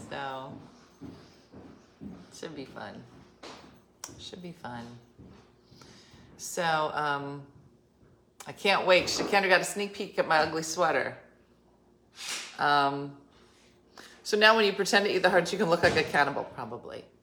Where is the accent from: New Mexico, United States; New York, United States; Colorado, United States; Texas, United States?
Colorado, United States; I wish I grew up in Jersey instead of Colorado.